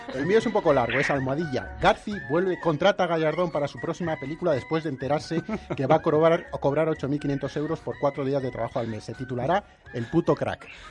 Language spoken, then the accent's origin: Spanish; Madrid, Community of Madrid, Spain; Como madrileño